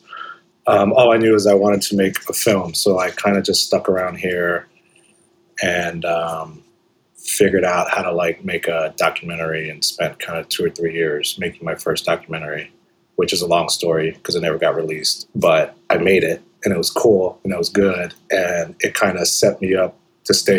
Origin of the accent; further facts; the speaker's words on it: Corpus Christi, Texas, United States; moved away; I was born and raised in Corpus Christi, Texas, on the Gulf Coast